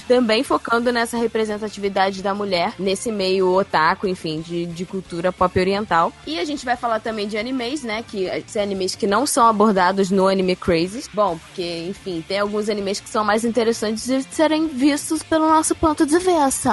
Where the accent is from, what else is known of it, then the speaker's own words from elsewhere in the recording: São Paulo, Brazil; Eu sou de São Paulo, capital, tenho trinta e cinco anos